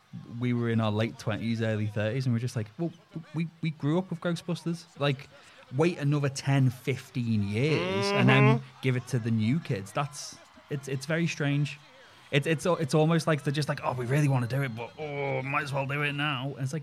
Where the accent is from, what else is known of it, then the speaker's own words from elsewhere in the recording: Kentucky, United States; he doesn't have that nostalgia for growing up in Kentucky that we all do.